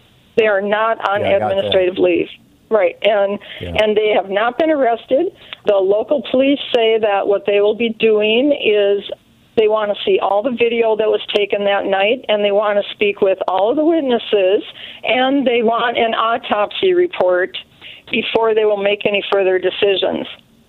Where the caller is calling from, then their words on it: St. Michael, Minnesota, United States; Hi, I'm calling from Minnesota